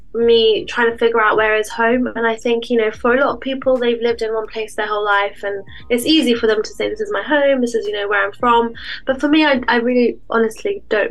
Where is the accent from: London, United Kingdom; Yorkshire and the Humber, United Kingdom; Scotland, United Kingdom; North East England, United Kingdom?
London, United Kingdom; moved away as an adult; London, because I grew up there and I left London